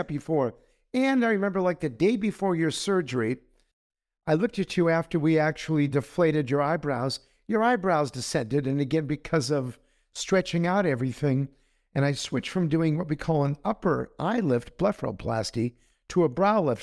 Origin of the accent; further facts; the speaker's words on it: Los Angeles, California, United States; I was raised in Los Angeles. So I'm an Angelino.